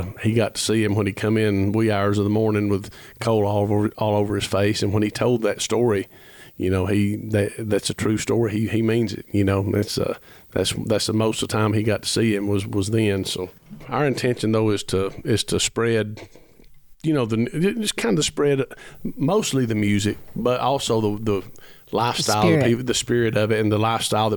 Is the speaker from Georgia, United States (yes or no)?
yes; Ellijay, Georgia, United States; I was raised in Ellijay, Georgia, and which is literally the foot of the Appalachian Trail